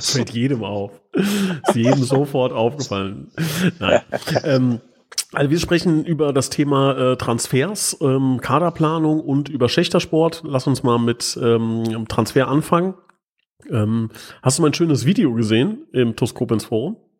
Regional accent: Hesse, Germany; bei uns in Hessen

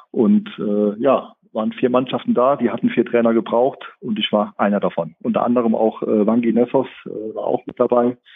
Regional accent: Koblenz, Rhineland-Palatinate, Germany; ich bin jetzt 42 Jahre alt und ja, ich bin gebürtiger Koblenzer, also waschechter, äh, waschechtes Schengelchen.

